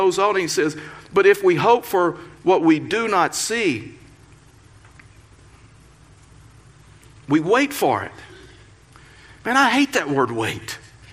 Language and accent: English; Texas, United States; now in Colorado, United States; I was raised in Texas.